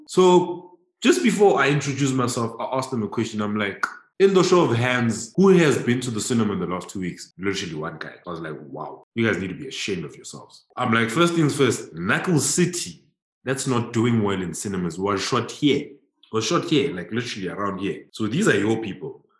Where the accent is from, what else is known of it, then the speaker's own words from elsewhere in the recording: South Africa; a homie growing up in Lokshin